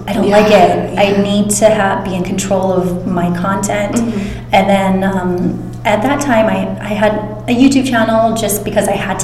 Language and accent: English; Honolulu, Hawaii, United States; moved away as an adult; also born or lived in San Francisco; now in Los Angeles, United States; I'm originally from Honolulu, Hawaii, and then I moved to San Francisco for undergrad